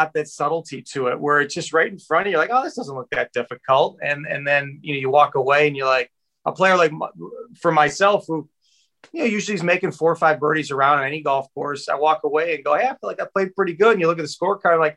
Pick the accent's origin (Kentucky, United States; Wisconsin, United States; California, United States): Wisconsin, United States; also born or lived in Chicago, Illinois; now in Elmhurst, United States; I grew up in Wisconsin